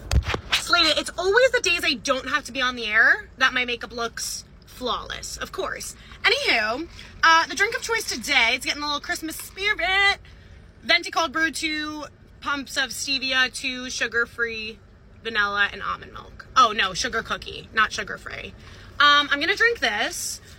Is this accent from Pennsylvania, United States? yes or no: no; Long Island, New York, United States; accent: Long Island; moved away; I've been on Long Island for quite literally a week and a half, and my accent is fully back.